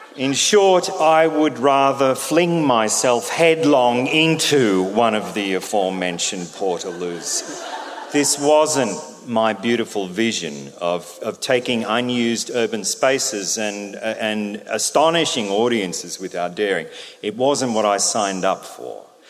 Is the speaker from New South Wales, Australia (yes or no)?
yes; Albury, New South Wales, Australia; When I was a boy growing up in Albury Wodonga in the 70s